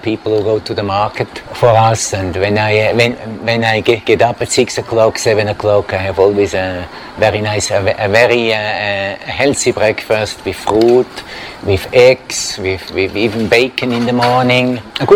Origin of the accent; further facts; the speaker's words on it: Switzerland; now in Thailand; I come from Switzerland. In our country, one of the richest countries in the world